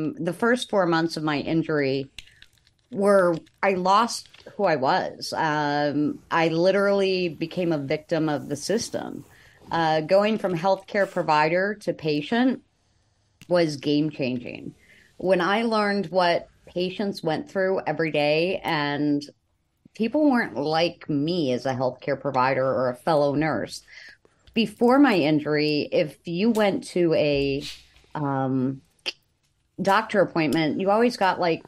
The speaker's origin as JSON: {"language": "English", "town": "Buffalo", "region": "New York", "country": "United States", "said": "I'm from Buffalo, New York."}